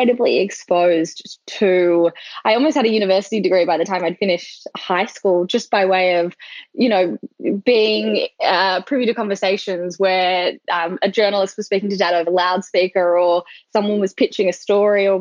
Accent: Sydney, New South Wales, Australia; moved away as an adult; now in United States; I'm from Sydney, but as you mentioned, I've lived in the US for coming up to 8 years now.

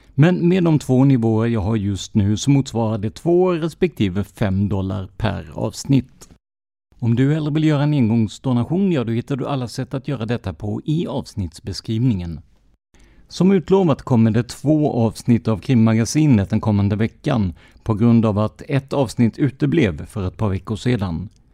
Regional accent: Rödeby, Blekinge, Sweden; byn jag kommer ifrån, Rödeby i Karlskrona kommun, har cirka 3500 invånare och det kändes ändå som en liten ort att växa upp i.

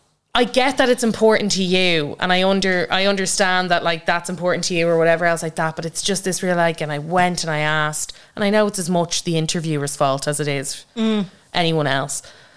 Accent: Ireland; as Irish creators.

